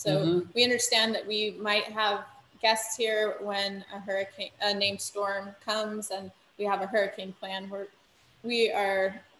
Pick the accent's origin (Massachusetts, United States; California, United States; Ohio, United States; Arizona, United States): California, United States; moved away as an adult; I think we're both from the West Coast, from California also